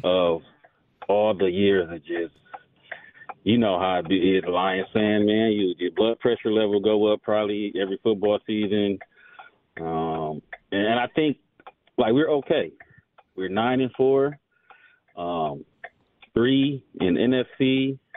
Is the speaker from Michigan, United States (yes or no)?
yes; Flint, Michigan, United States; also born or lived in Seattle; I'm from Flint, but I lived in Seattle um, for probably about three, four years